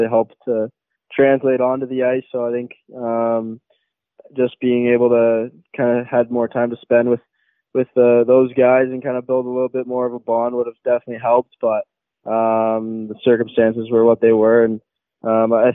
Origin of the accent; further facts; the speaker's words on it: Mississauga, Ontario, Canada; also born or lived in Oakville, Ontario; Grew up in Mississauga my whole life